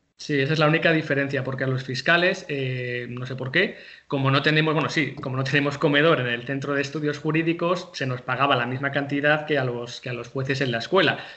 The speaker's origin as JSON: {"language": "Spanish", "town": "Santander", "region": "Cantabria", "country": "Spain", "moved": "as an adult", "said": "yo no soy de Madrid, yo soy de Santander"}